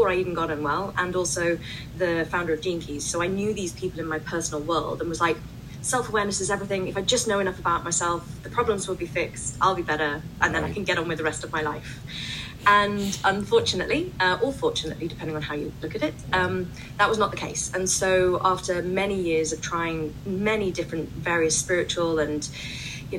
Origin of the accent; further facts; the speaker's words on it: United Kingdom; as you can tell from my accent, I'm from the UK